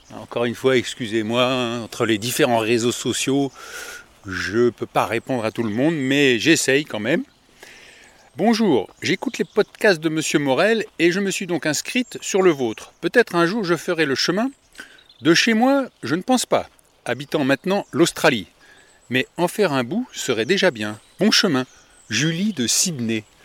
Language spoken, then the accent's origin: French; Paris suburbs, Île-de-France, France; Je suis de la banlieue parisienne